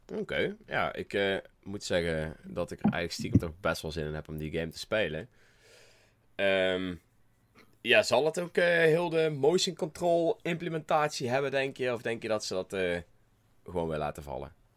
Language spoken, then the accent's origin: Dutch; North Brabant, Netherlands; accent: Brabants; mijn Brabantse stem